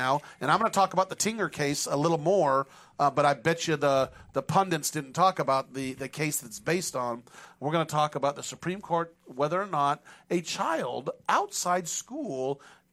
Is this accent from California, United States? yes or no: yes; Penryn, California, United States; I grew up in Penryn